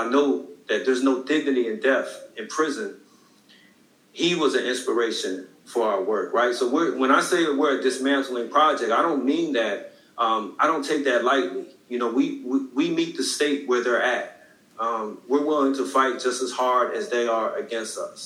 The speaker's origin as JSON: {"language": "English", "town": "Philadelphia", "region": "Pennsylvania", "country": "United States", "said": "I'm from Philadelphia, Pennsylvania, North Philly. Was born in 1974"}